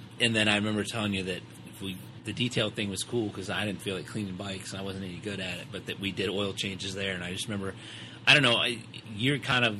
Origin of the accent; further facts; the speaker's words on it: Detroit, Michigan, United States; moved away; So being that you are from Detroit and I am from Detroit, and ironically enough, we, although 17 years separated, the time that we lived in Detroit, we both lived in the same neighborhood.